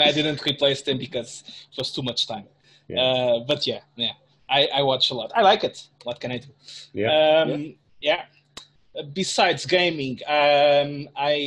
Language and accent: English; Portugal; I'm from Portugal.